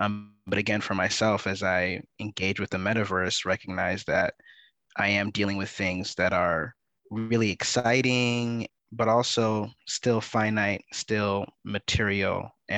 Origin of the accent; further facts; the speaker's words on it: California, United States; also born or lived in Canada / Sierra Leone; I'm originally from Sierra Leone, West Africa. So my parents immigrated from Sierra Leone to Canada prior to my birth, and that's where I was born. And then I was raised in the Bay Area, California, and an assortment of other places. I consider myself a multi-local.